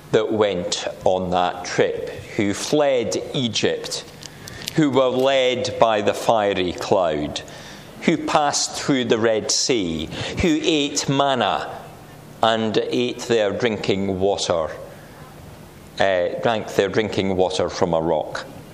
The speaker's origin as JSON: {"language": "English", "region": "Scotland", "country": "United Kingdom", "tie": "born or raised there", "said": "I grew up near the border. My hometown is just 6 miles north of the border. Sometimes I say it's just 6 miles the right side of the border"}